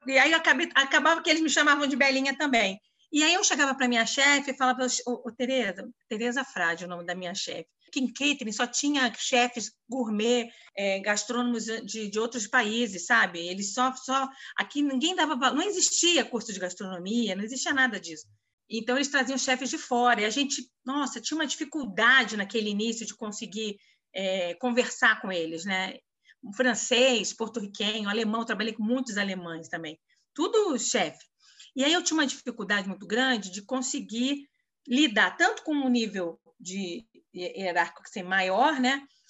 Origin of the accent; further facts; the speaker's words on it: Rio de Janeiro, Brazil; moved away as an adult; now in São Paulo, Brazil; eu carioca